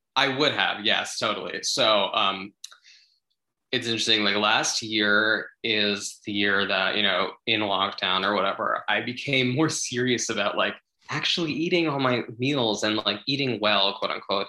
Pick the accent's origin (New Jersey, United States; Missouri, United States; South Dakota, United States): New Jersey, United States; growing up in Jersey or whatever in the suburbs